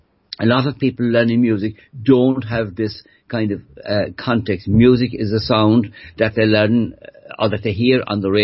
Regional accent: Cork, Munster, Ireland; first language Irish; English is a second language; I grew up near Cork City in an Irish language speaking family. We spoke Irish when I was growing up. I didn't learn English to speak English until I went to school.

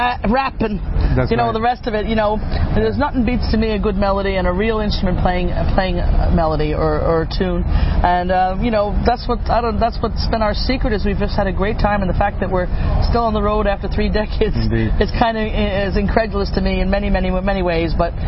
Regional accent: New York, United States; always growing up in New York

